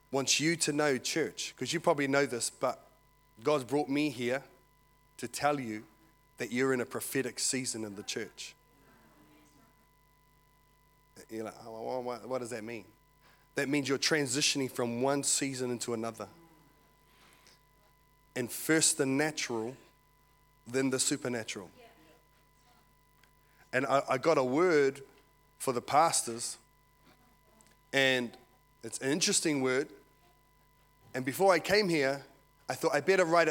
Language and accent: English; Porirua, Wellington, New Zealand; now in Australia; I was born and raised in Porirua, Cannons Creek